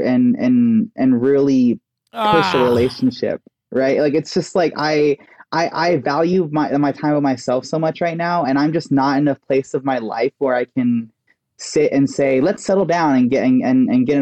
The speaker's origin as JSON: {"language": "English", "region": "Texas", "country": "United States", "tie": "born or raised there", "moved": "yes", "said": "I grew up in Texas"}